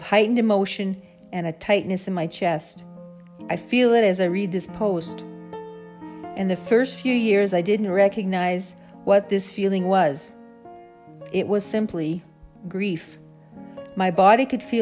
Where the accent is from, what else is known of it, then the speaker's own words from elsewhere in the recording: the Canadian prairies, Canada; growing up on the Canadian prairies